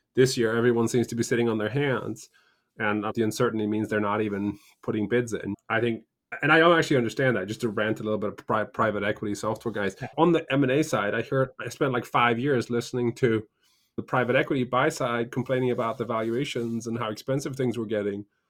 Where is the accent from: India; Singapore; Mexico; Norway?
Norway; moved away; also born or lived in United Kingdom; I grew up in I grew up in Norway and spent a bunch of time in the UK